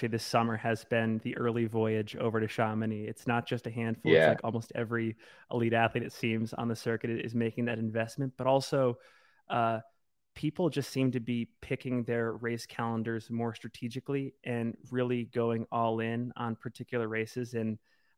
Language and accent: English; Salt Lake City, Utah, United States; based here in my hometown of Salt Lake City, Utah